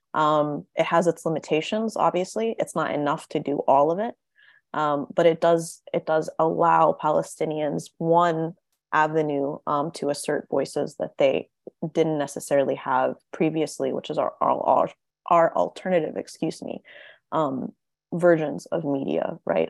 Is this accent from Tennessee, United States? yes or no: yes; Tennessee, United States; I grew up in Tennessee. I grew up in the American South